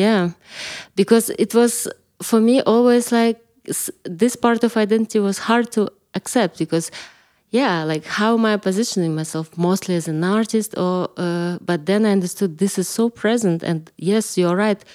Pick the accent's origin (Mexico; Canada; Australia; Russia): Russia; Kalmykia; moved away as an adult; also born or lived in London / Italy; now in Berlin, Germany; I'm coming from Kalmykija originally, and I lived there till I was twenty-four